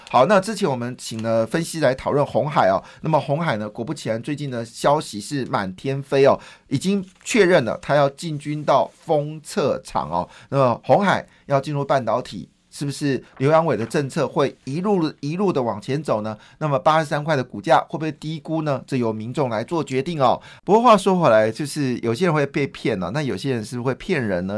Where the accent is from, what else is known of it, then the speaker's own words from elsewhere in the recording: Taiwan; 我们台湾人